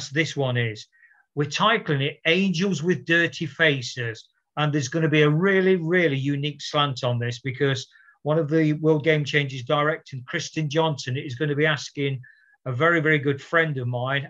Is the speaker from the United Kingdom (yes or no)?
yes; Nottingham, East Midlands, United Kingdom; 1960s, inner city, very rough, tough place, inner city, very challenging. We were poor people